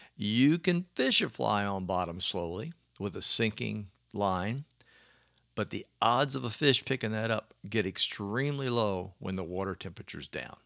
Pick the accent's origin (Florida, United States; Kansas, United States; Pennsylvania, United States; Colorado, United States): Florida, United States; Clearwater; growing up in Florida, and of course, I was north. I was in the Tampa Bay area, Clearwater